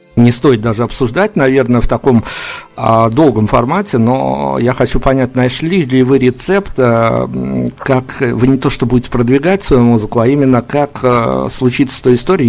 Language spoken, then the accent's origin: Russian; Belarus